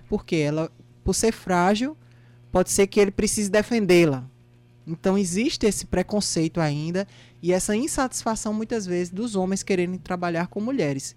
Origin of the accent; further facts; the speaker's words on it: Campina Grande, Paraíba, Brazil; Campina Grande, minha terra natal